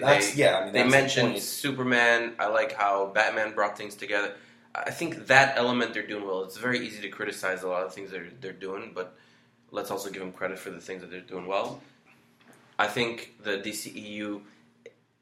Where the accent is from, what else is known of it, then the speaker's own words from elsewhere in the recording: Israel; now in United States; I grew up in Israel